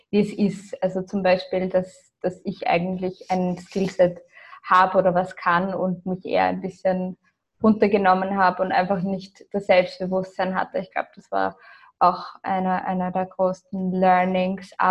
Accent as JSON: {"language": "German", "country": "Austria", "tie": "born or raised there", "also_born_or_lived": "Ireland", "said": "Also ich bin, wie gesagt, in Irland und in Österreich aufgewachsen, bis zum zehnten Lebensjahr in Österreich, dann acht Jahre lang in Irland, dann wieder in Österreich."}